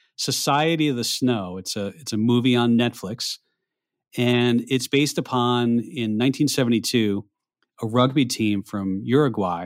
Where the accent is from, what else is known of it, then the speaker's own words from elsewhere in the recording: New York, United States; moved away; as a New Yorker, former New Yorker, you know, North, Northeast New York area